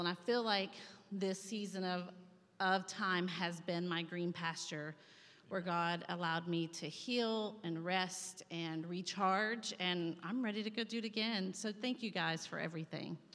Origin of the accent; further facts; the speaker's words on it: Saline County, Arkansas, United States; moved away as an adult; also born or lived in Pennsylvania; I'm from Saline County, as they said earlier. I grew up out at 10 mile church. And so this is home. I went to Benton High School